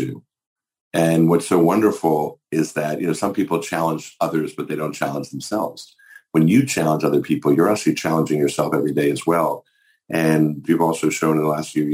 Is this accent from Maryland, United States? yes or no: yes; Maryland, United States; my home state of Maryland